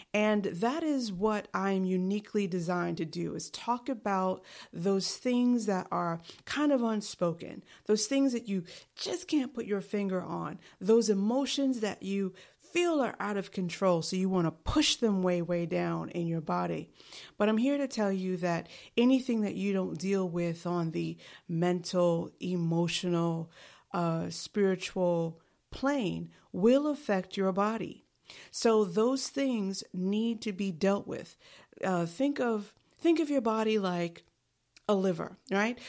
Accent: New York City, New York, United States; I am from New York City

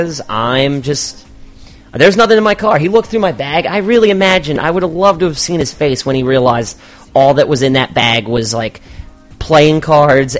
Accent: Baltimore, Maryland, United States; I grew up in Highland Town. I went to Poly

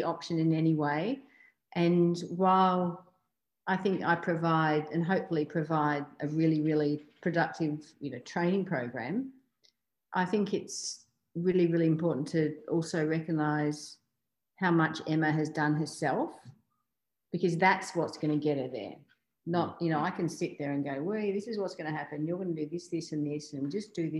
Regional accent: Australia; being an Australian athlete

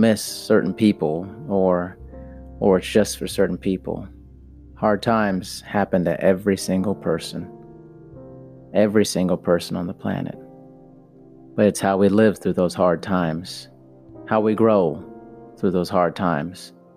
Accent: United States; I'm American

